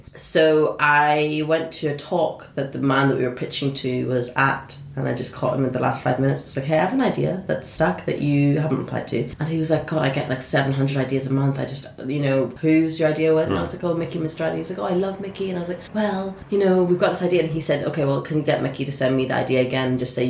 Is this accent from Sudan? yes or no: yes; Sudan; also born or lived in Saudi Arabia; I was like, well, you know, I was born in Saudi Arabia, but I'm from Sudan.